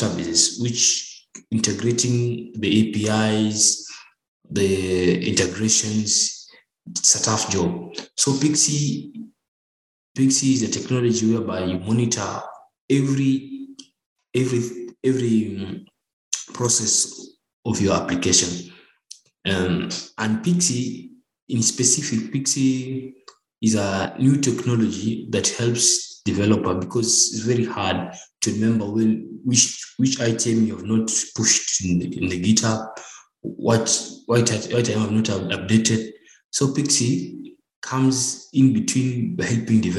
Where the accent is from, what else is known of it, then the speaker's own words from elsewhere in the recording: Nairobi, Kenya; I'm from Nairobi, Kenya.